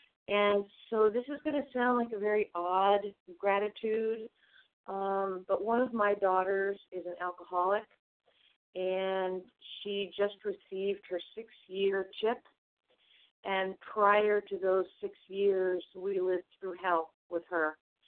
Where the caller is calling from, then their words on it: Vermont, United States; I'm calling from Vermont.